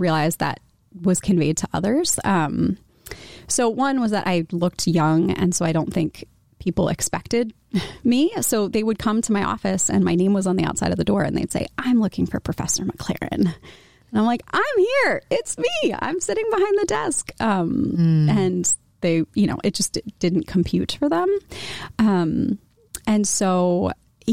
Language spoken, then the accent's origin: English; Washington, District of Columbia, United States; moved away as an adult; also born or lived in Philadelphia / State College, Pennsylvania; now in Iowa City, United States; I grew up in the Washington, D.C. area